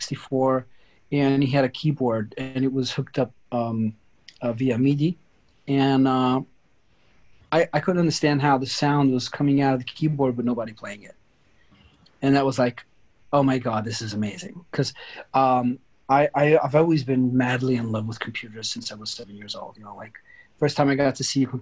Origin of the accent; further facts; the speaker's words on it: New York, United States; also born or lived in Sicily, Italy / Turin, Italy; now in Italy; I grew up in the United States, in New York, actually.